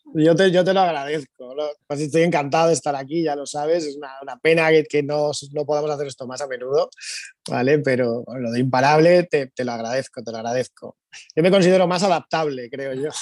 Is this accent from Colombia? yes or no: no; Spain; Somos así, los españoles somos así